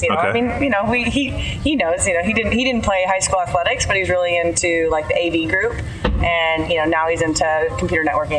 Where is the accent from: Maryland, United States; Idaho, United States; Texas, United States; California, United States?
Idaho, United States; Caldwell; moved away as an adult; also born or lived in Washington, D.C.; I grew up in Idaho in a small town outside of Boise, and called Caldwell, with two older brothers and both my parents. And I lived there for 17 years before I went off to college.